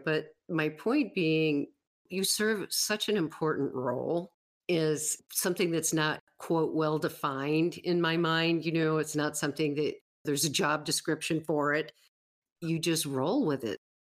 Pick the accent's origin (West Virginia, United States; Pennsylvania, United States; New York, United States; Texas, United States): New York, United States; Western; now in Wyoming, United States; I grew up in Western New York, but I moved away in nineteen eighty-two